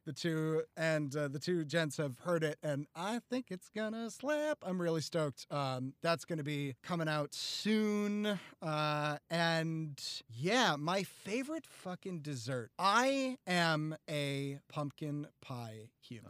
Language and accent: English; the North, United States; I growing up in the North